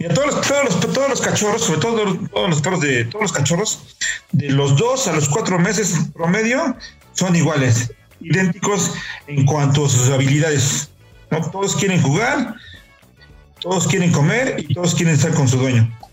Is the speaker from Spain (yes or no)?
no; Puebla, Mexico; yo soy de Puebla y en Puebla ahora, bueno, ahora ya no tanto, pero antes había mucho más terrenos baldíos